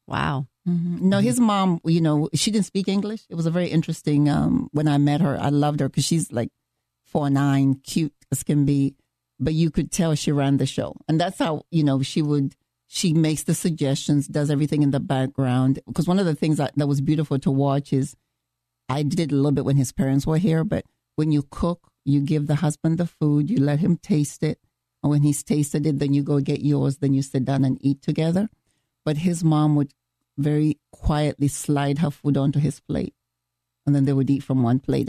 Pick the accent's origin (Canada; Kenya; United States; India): Kenya; moved away; I am from Kenya